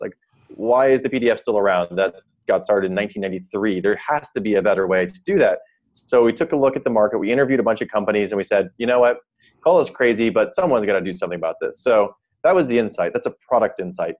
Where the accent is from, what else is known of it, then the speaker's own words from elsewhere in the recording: South Dakota, United States; moved away as an adult; also born or lived in Stanford, California; I'm from South Dakota mostly. I came out for college at Stanford